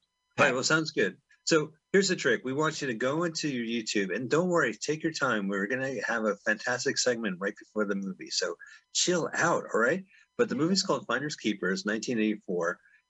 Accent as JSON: {"language": "English", "town": "San Francisco", "region": "California", "country": "United States", "tie": "born or raised there", "moved": "as an adult", "lives_now": "Los Angeles, United States", "said": "back in my hometown of San Fran."}